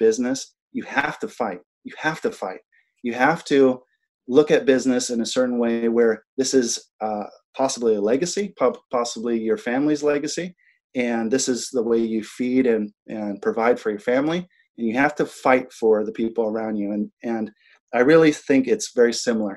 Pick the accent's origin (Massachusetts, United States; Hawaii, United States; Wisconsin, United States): Hawaii, United States; Big Island of; also born or lived in Molokai, Hawaii; I was raised on the Big Island of Hawaii